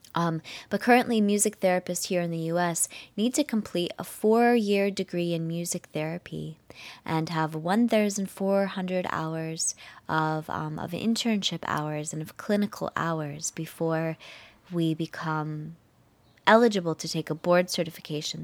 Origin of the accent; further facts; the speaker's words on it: United States; I'm from the United States